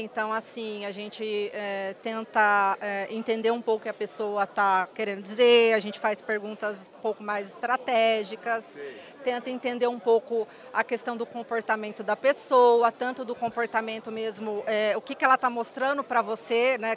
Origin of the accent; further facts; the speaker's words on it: Mococa, São Paulo, Brazil; also born or lived in Campinas; now in Ribeirão Preto, Brazil; eu nasci em Ribeirão Preto, é, mas eu fui criada em Mococa, eu morei em Mococa, interior de São Paulo, até os 17 anos